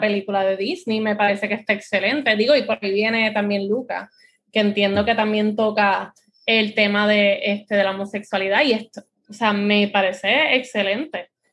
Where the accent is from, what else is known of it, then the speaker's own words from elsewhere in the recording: Puerto Rico; aquí los puertorriqueños